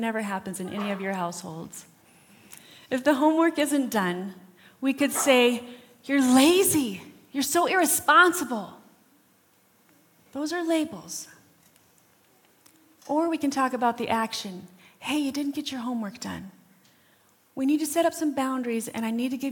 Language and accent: English; Rapid City, South Dakota, United States; We grew up in Rapid City.